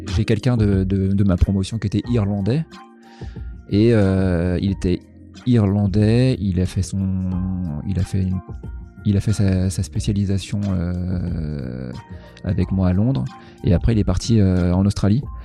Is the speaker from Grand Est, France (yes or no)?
yes; Troyes, Grand Est, France; moved away as an adult; also born or lived in Reims; now in Rouen, France; je suis originaire de Troyes dans l'Aube en Champagne